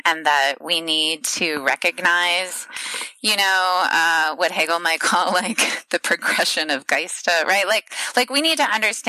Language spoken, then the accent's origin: English; Ohio, United States; I'm Midwestern, I'm from Ohio